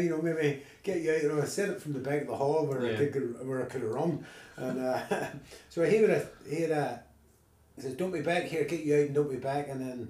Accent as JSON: {"language": "English", "town": "Ballymena", "region": "Northern Ireland", "country": "United Kingdom", "tie": "born or raised there", "also_born_or_lived": "London", "said": "I grew up in a state called the Derry Road, so it would have been this end of the town."}